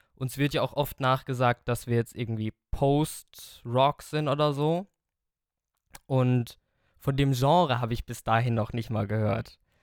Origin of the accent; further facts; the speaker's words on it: Hofstetten, Bavaria, Germany; ich komme aus Hofstetten bei Schöllkrippen also das sind jetzt ja so ungefähr 20 Kilometer von Aschaffenburg